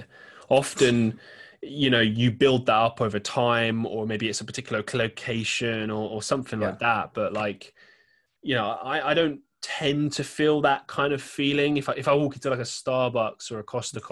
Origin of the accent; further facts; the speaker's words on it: London, United Kingdom; now in Manchester, United Kingdom; I grew up in London